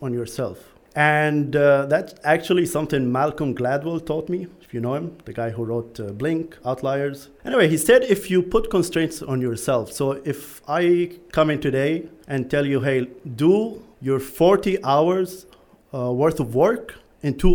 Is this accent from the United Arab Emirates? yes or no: yes; Dubai, United Arab Emirates; moved away as an adult; now in Bali, Indonesia; I grew up in Dubai and that's where I lived. I studied, stayed there almost my whole life.